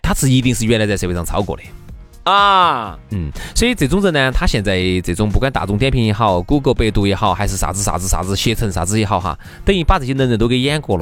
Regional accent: Sichuan, China; accent: Sichuanese; 我们说四川话在外头太容易遭人吹

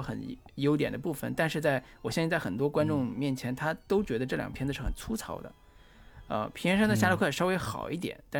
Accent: northern China, China; 就是作为我作为一个

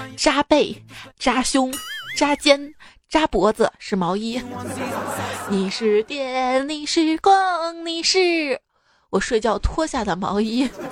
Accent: Xi'an, Shaanxi, China; also born or lived in Chengdu; 我们西安这边的肉夹馍里面是不加青椒的

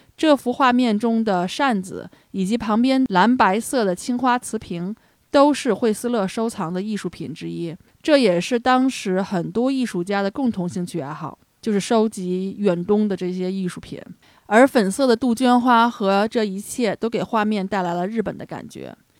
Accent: China; 作为中国人来讲

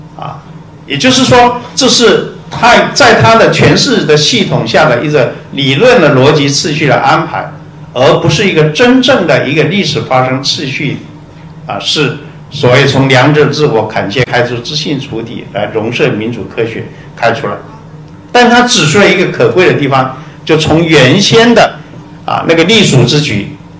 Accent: Taiwan; 我们台湾人

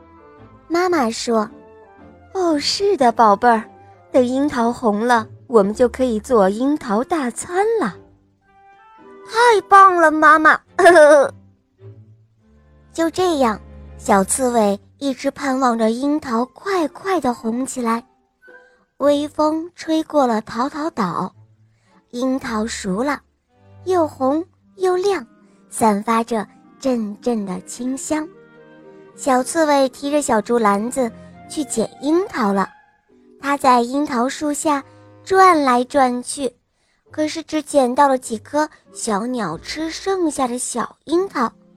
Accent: Northeast China, China; 今年五十岁了，我来自东北

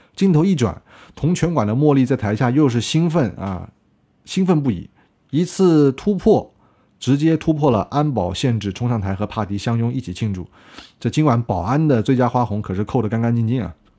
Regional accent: China; 我们国家中国力量

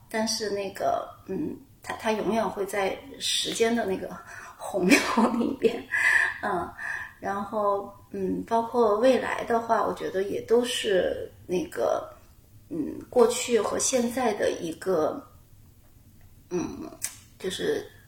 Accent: Chongqing, China; 因为我是重庆人 我们家门口呢，就有很多很多的竹林

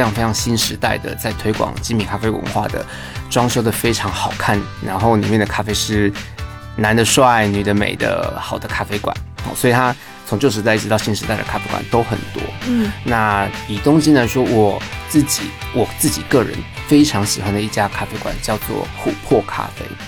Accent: Tainan, Taiwan; 我是台南人

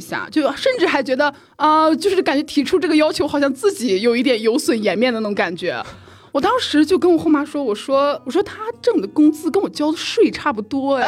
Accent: Shandong, China; moved away; 我们家乡的四件套儿啊哈就是山东人我们是过年一般会送油十，十斤鸡蛋啊

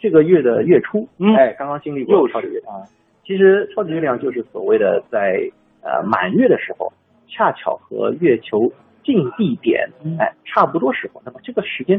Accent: China; 其实呢，他的那种称呼呢，其实我们中国人对这个还并不陌生，因为我们对朔望月这个周期是非常熟悉。

